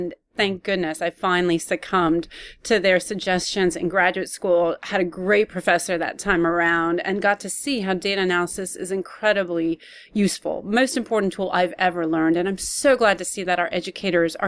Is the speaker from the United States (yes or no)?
yes; Palo Alto, California, United States; moved away as an adult; also born or lived in Texas; now in Austin, United States; I grew up in Palo Alto